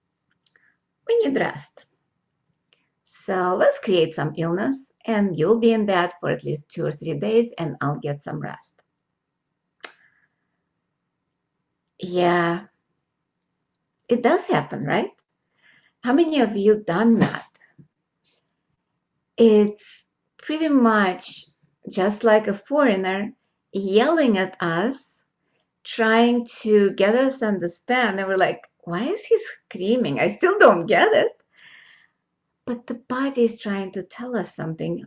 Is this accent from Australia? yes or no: no; Russia; now in United States; I'm American, born in Russia, and now I know two languages, Russian and English